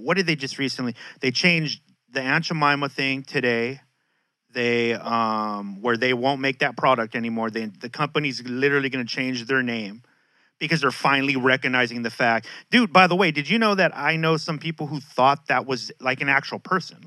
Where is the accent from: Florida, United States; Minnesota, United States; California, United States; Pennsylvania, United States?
California, United States; San Diego; I grew up in Logan Heights.